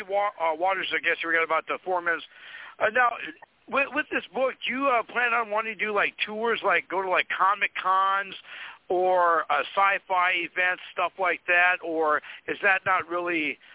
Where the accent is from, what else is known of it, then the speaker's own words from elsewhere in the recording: Fargo, North Dakota, United States; here in my hometown of Fargo, North Dakota